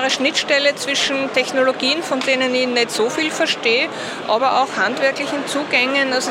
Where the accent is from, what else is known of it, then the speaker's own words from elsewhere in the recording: Freistadt, Upper Austria, Austria; ich komme aus Freistadt in Oberösterreich und mache Upcycling-Schmuck.